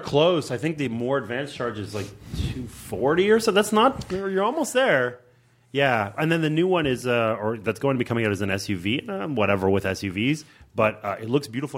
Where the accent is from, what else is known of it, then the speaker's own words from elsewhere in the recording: Montreal, Quebec, Canada; I grew up in Montreal